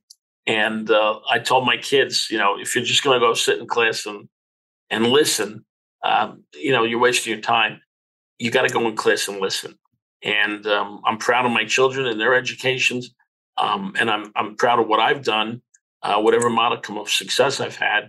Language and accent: English; Newark, New Jersey, United States; a child growing up in Newark